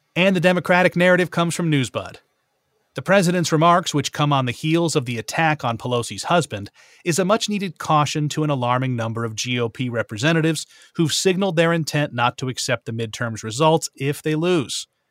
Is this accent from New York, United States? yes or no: no; Terryville, Connecticut, United States; my hometown of Terryville, Connecticut